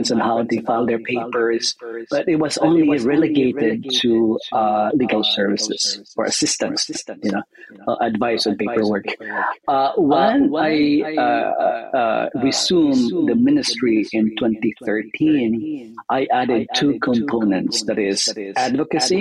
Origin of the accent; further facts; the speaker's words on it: Philippines; moved away as an adult; now in New York City, United States; I was born in the Philippines and I came in my early 20s and I lived and worked in New York City